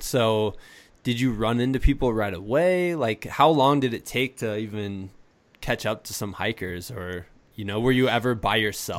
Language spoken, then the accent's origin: English; Appalachia, United States; Because I'm Appalachian. Midwestern, and I know like Southeast is Appalachian.